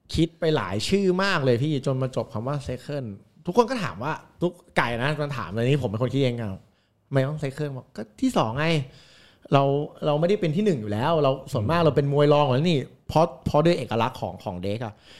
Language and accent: Thai; Nonthaburi, Thailand; เราคือเด็กนน